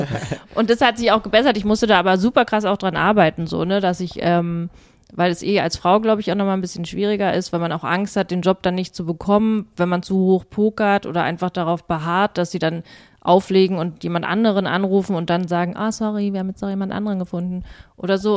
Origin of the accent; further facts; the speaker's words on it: Berlin, Germany; als Berliner